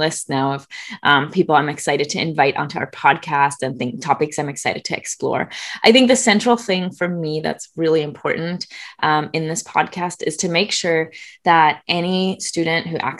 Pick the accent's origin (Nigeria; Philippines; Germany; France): Germany; now in Southern California, United States; I'm originally from Germany. I live in Southern California.